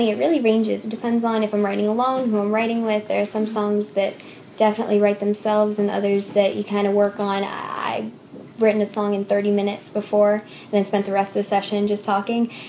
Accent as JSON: {"language": "English", "region": "Arkansas", "country": "United States", "tie": "born or raised there", "also_born_or_lived": "Boston / England / Switzerland", "said": "Um, I was born in Boston, but when I was really little, I moved to England and then Switzerland for my dad's job. And then when we came back to the States, we moved to Arkansas."}